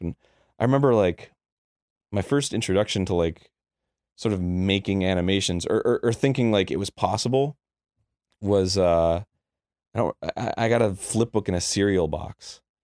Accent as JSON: {"language": "English", "region": "Florida", "country": "United States", "tie": "born or raised there", "also_born_or_lived": "New Hampshire", "said": "I grew up in Florida"}